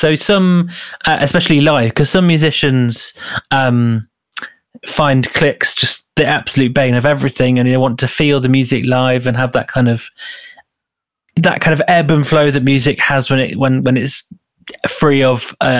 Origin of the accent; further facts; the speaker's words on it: Leeds, Yorkshire and the Humber, United Kingdom; now in London, United Kingdom; I mean, I'm originally from Leeds, so I have strong...